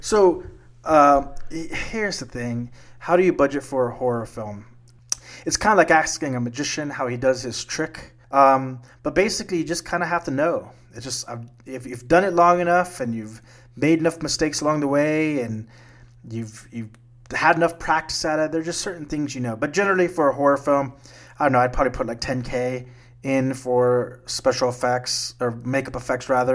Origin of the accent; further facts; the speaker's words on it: South Texas, United States; Growing up in South Texas, I used to have a tree in the backyard